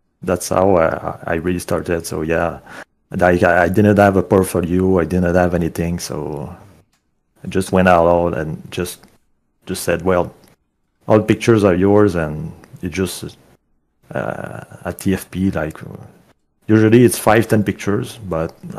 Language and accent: English; Quebec, Canada; I'm Canadian, so in my area the site is called Kijiji